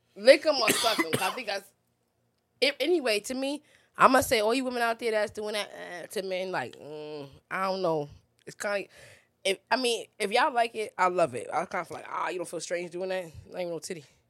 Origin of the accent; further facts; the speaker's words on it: New York, United States; I'm a New Yorker.